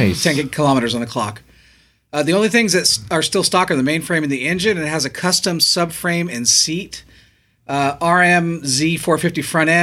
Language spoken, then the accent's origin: English; New Zealand; now in Germany; I'm a Kiwi living in Germany.